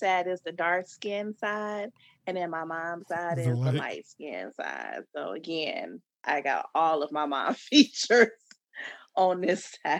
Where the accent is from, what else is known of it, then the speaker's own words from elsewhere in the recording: Chicago, Illinois, United States; I mean, I don't really sound like I'm from Chicago.